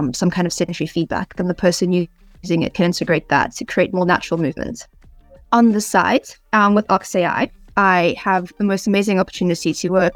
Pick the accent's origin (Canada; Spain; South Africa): South Africa; moved away as an adult; also born or lived in United Kingdom; now in Oxford, United Kingdom; I'm originally from South Africa, where I spent most of my life. I've only recently moved to the UK.